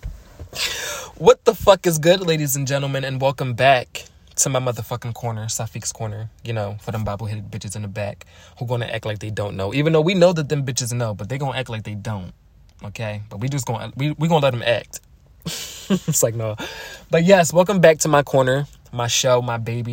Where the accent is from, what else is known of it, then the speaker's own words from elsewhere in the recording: Philadelphia, Pennsylvania, United States; I am from Philly.